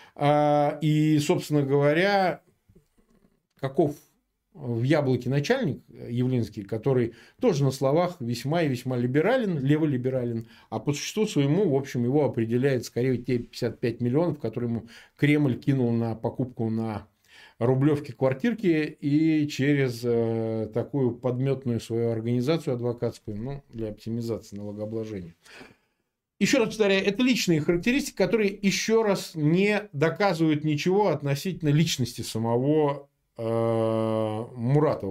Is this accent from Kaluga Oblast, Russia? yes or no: no; Samara, Samara Oblast, Russia; Я родился в Самаре, в прежнем Куйбышеве.